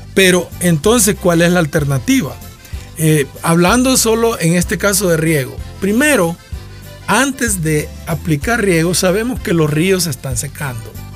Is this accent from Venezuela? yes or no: no; Nacaome, Valle, Honduras; yo soy de Nacaome